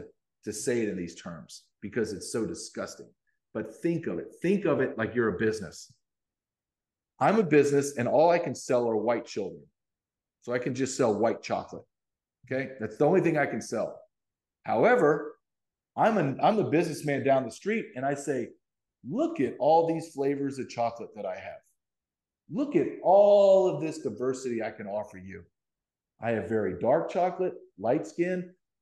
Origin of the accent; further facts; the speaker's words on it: Deep South, United States; also born or lived in Massachusetts; I was born in Massachusetts. My father's a Secret Service agent. So I moved around, but I spent my adult years, my formative high school adult years in Deep South, Louisiana, Alabama, Arkansas. So people see me, big, big white guy from the South